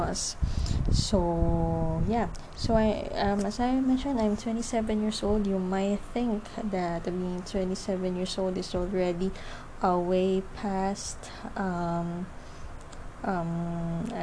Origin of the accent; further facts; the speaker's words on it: Philippines; I am from the Philippines.